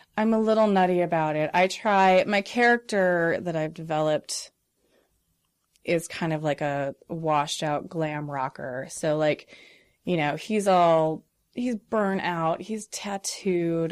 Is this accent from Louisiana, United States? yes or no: no; Rolling Prairie, Indiana, United States; I was raised in Rolling Prairie, Indiana.